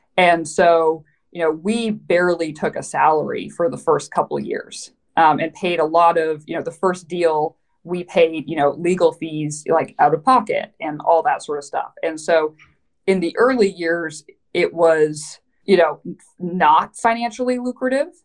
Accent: Vancouver, British Columbia, Canada; moved away as an adult; also born or lived in New York City; now in United States; I am Canadian. So, hey, uh, so I grew up in Vancouver

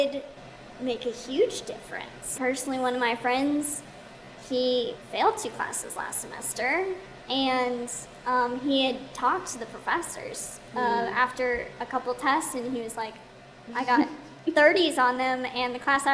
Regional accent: Texas, United States; I'm from Texas

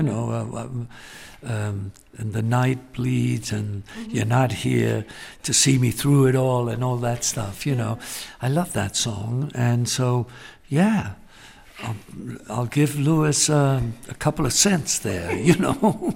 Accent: Gibraltar; moved away; also born or lived in London; I was born in London and raised in Gibraltar

